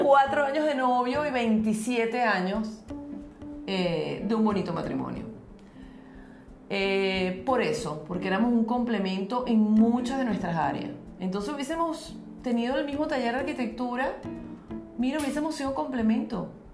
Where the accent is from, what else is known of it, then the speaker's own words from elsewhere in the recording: Venezuela; nosotros en Venezuela decimos negrito al que es un poquito más moreno